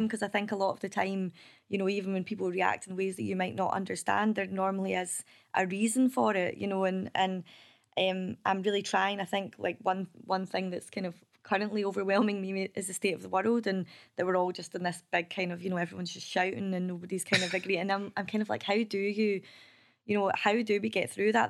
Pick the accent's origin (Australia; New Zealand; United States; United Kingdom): United Kingdom; Kilbarchan, Scotland; also born or lived in Biggar; I grew up in Kilbarkin